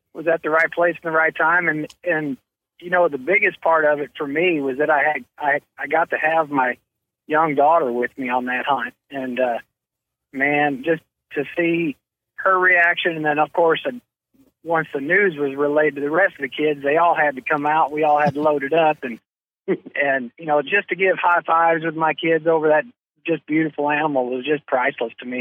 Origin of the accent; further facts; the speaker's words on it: Chicago, Illinois, United States; moved away as an adult; also born or lived in Missouri; growing up in Chicago, all I did was play baseball there